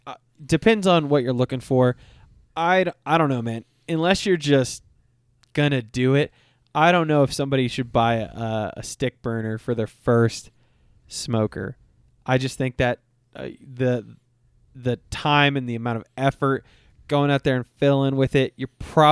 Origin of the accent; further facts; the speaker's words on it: Texas, United States; except for I'm from Texas and I wanted to smoke a brisket